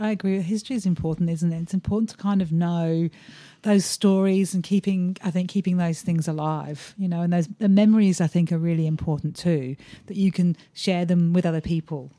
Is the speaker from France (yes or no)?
no; England, United Kingdom; now in Australia; I'm English